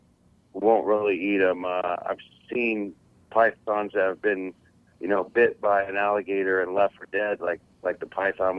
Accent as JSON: {"language": "English", "region": "South Florida", "country": "United States", "tie": "born or raised there", "said": "Right here in South Florida, you know, Central South Florida."}